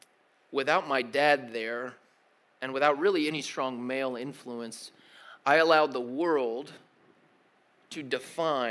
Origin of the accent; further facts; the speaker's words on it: Tennessee, United States; also born or lived in Connecticut / Kentucky; I grew up in Tennessee and then moved to, yeah, represent, Rectangle State, and then moved to Kentucky for a few years and then came back to Tennessee to finish out middle school and high school.